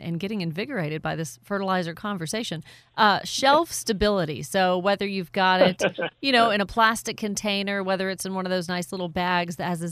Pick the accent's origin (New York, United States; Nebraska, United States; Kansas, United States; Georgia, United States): Georgia, United States; Woodstock; my hometown of Woodstock